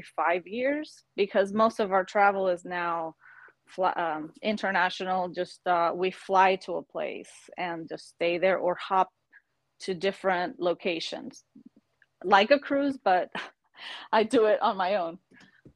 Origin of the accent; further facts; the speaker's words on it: Panama; moved away as an adult; also born or lived in Miami, United States; now in Florida, United States; I am actually from Panama. And I was born and raised there with a little break in the 80s